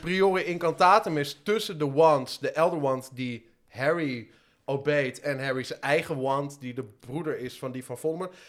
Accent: Het Gooi, North Holland, Netherlands; ik kom uit het gooi en daar, eh, daar praten mensen gewoon zoals, maar zoals Thierry Baudet ongeveer praat

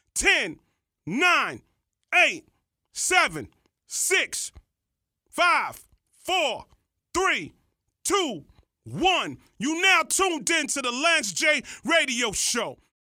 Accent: Columbus, Ohio, United States; now in Nashville, United States; if you grow up in Columbus, like I grew up

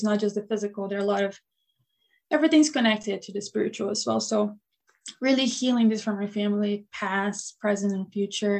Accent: Brazil; now in Buffalo, United States; I was born and raised in Brazil

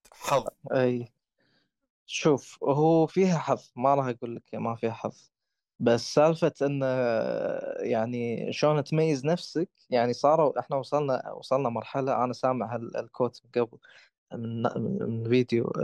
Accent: Kuwait; احنا عامة عندنا بالكويت

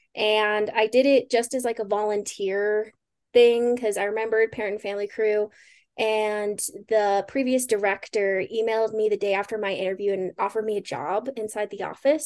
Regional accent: Pueblo, Colorado, United States; moved away as an adult; also born or lived in Spokane, Washington; I am originally from Pueblo, Colorado, born and raised. It's, grew up there my whole life.

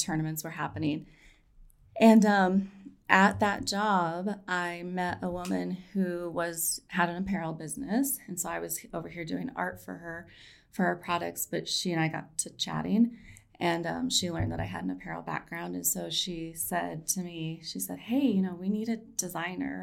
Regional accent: Colorado, United States; also born or lived in Ithaca, New York; I grew up here in Colorado

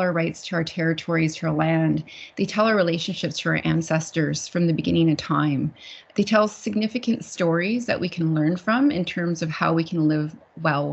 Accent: Laxgalts'ap, Nisga'a Nation, British Columbia, Canada; I come from the village of Lochilzap in the Niska Nation in northwestern British Columbia, Canada

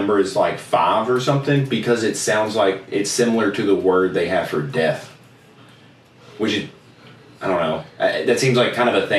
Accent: United States; as an American

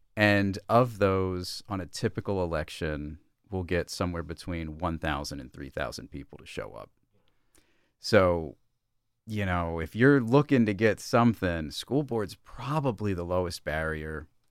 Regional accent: Brandywine Springs Manor, Delaware, United States; I grew up in, uh, Brandywine Springs Manor, which is off of Falkland Road

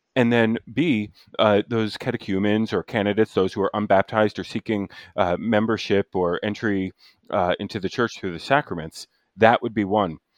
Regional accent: New Jersey, United States; now in Chicago, United States; I grew up in Central Jersey

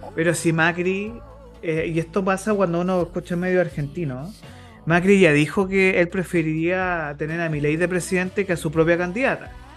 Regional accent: Chile; como chilenos

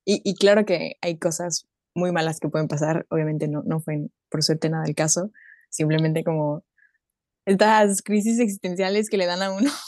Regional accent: Mexico; also born or lived in Germany; now in Leipzig, Germany; soy mexicana alemana, viviendo en, Leipzig, Leipzig, Alemania

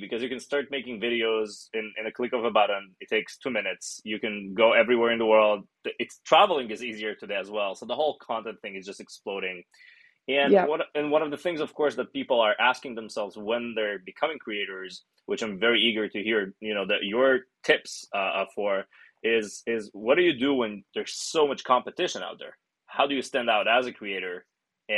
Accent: Ashkelon, Southern District, Israel; I was born and raised in Ashkelon

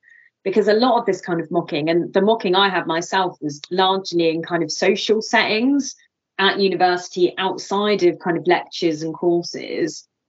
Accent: South West England, United Kingdom; accent: West Country; my accent is from the West Country. So I'm from just outside of Bristol.

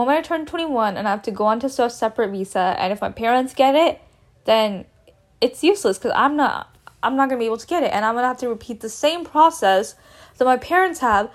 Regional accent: Texas, United States; also born or lived in India; I consider Texas my home

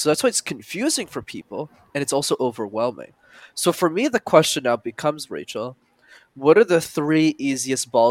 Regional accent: Montreal, Quebec, Canada; I grew up in Montreal, which is a city you need to know how to speak French in. And it's a language I didn't know.

